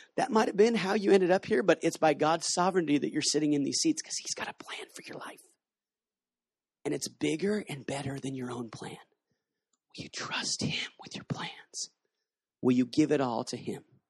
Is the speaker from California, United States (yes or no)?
no; Washington, United States; moved away as an adult; also born or lived in Kona; now in Cambodia; I'm from Washington State